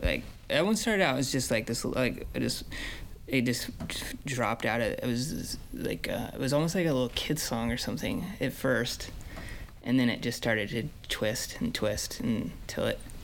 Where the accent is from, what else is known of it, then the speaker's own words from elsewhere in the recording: Iowa, United States; also born or lived in Minnesota; now in Minneapolis, United States; growing up in Iowa, around Iowa songwriters